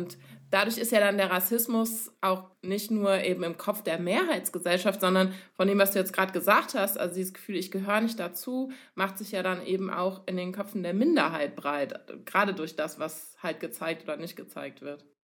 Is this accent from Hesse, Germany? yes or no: no; Cologne, North Rhine-Westphalia, Germany; ich komme aus Köln